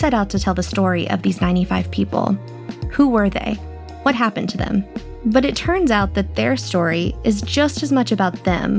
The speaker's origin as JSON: {"language": "English", "town": "Houston", "region": "Texas", "country": "United States", "tie": "born or raised there", "said": "I was born and raised in Houston. I went to Texas public schools and graduated from the University of Texas. I've written for newspapers and magazines across the state. Actually, I've never lived anywhere else."}